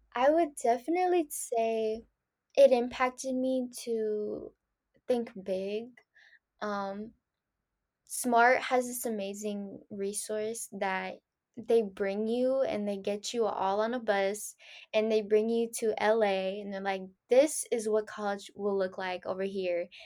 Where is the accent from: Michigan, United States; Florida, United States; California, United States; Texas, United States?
California, United States; San Francisco; first language Spanish; English is a second language; also born or lived in Danville, California; after fifth grade, I just stayed in San Francisco.